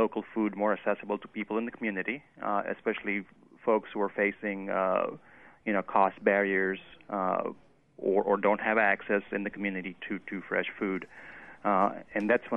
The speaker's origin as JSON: {"language": "English", "region": "Western India", "country": "India", "moved": "yes", "lives_now": "Oxford, United States", "said": "I'm originally from Western India"}